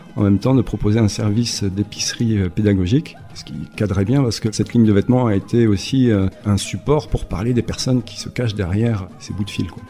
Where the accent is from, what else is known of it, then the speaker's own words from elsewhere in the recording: Besançon, Bourgogne-Franche-Comté, France; moved away as an adult; now in Basque Country, France; je suis originaire de Besançon, en Franche-Comté, mais euh, voilà, ça fait plus d'une vingtaine d'années que je vis désormais par ici